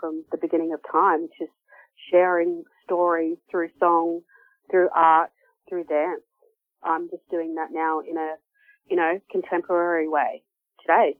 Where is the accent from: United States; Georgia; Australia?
Australia; now in Victoria, Australia; I am from Gamilaroi Kuma Murawari Nations. Yeah, and I've been down here in Victoria or on Kulin country working in the arts the last 10 years.